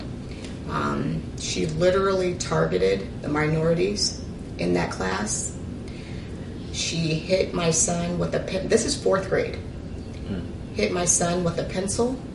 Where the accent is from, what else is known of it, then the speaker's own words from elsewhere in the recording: Ridgecrest, California, United States; moved away as an adult; also born or lived in Arkansas / Sacramento; I was born in Arkansas. However, I grew up in California, more specifically Ridgecrest